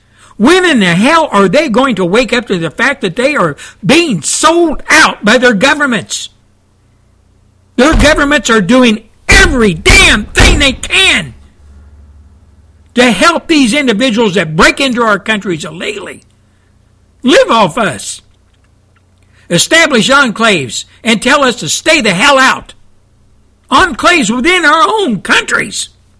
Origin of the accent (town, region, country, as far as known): United States